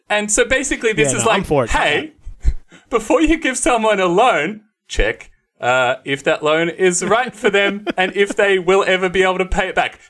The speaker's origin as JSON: {"language": "English", "town": "Ballarat", "region": "Victoria", "country": "Australia", "tie": "born or raised there", "said": "I grew up in Ballarat, there was."}